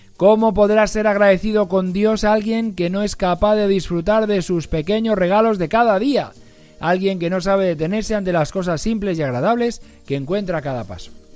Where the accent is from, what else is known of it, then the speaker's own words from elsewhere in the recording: Algete, Community of Madrid, Spain; now in Arganda del Rey, Spain; las de mi pueblo, de Algete